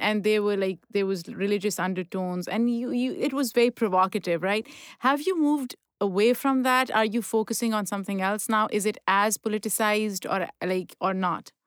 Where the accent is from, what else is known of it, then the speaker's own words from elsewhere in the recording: Pakistan; now in United States; I grew up in Pakistan. I was born there